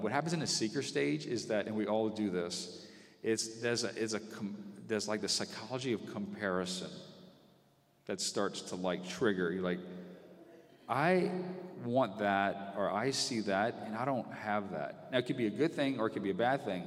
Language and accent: English; Breaux Bridge, Louisiana, United States; I was one of four boys, and we grew up in Brobridge and around extended family